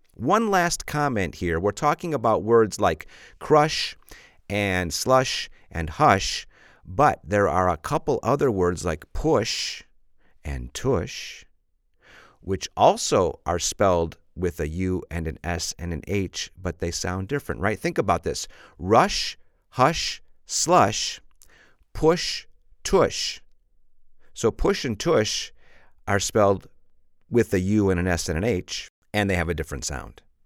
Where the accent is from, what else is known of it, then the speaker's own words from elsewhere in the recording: Chicago, Illinois, United States; I'm from Chicago, and we have a lot of slush in Chicago